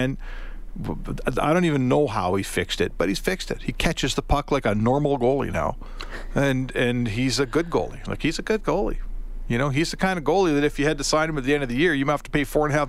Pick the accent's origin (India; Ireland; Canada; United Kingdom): Canada; as a Canadian, you kind of when you sign the papers or when your parents sign the papers when you were born here, the rider in the contract is you're going to get snowed on at some point.